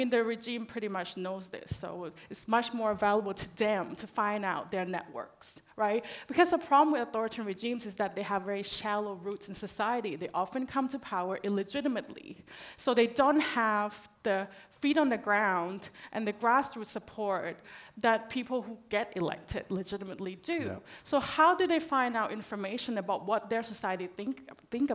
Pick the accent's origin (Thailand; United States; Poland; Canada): Thailand; now in Australia; I'm originally from Thailand